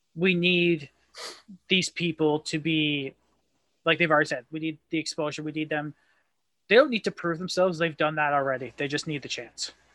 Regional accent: Canada; I love being a Canadian wrestling fan

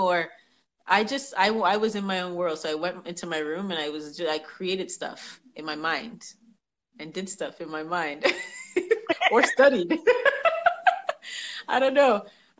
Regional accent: Toronto, Ontario, Canada; born there; Oh, gosh. Well, I was born in Toronto. I was born in Toronto. We moved around a lot.

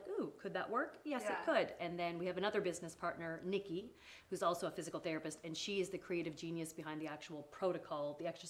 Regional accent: Canada; accent: Canadian; moved away as an adult; also born or lived in England; now in Tennessee, United States; I was born in England. Uh-huh. I was raised in Canada. And I am now been in Tennessee for about, 15 years.

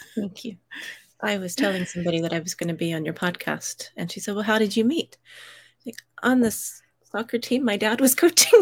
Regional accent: United States; moved away as an adult; now in United Kingdom; I grew up in the States. I live in the U K

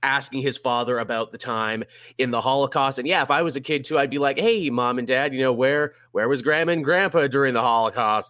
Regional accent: Canada; me as a Canadian

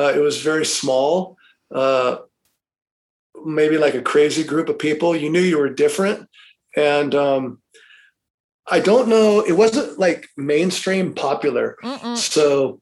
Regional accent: Los Angeles, California, United States; growing up in Los Angeles area

